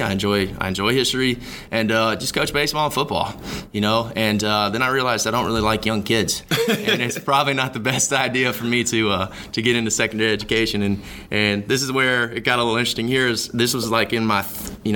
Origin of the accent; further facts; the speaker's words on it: Huntsville, Alabama, United States; I grew up in Huntsville, Alabama